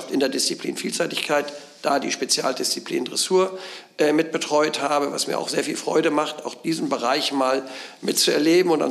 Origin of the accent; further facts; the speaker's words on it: Lower Saxony, Germany; Aber ich bin im Niedersächsischen groß geworden, da wo du jetzt Präsidentin bist